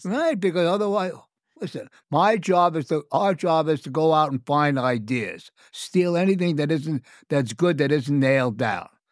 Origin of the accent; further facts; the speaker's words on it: New York City, New York, United States; I'm from the Bronx, so Italian food, I was part of my upbringing